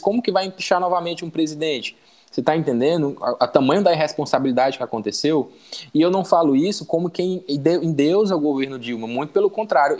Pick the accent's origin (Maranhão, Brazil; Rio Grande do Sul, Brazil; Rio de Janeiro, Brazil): Maranhão, Brazil; E eu sou maranhense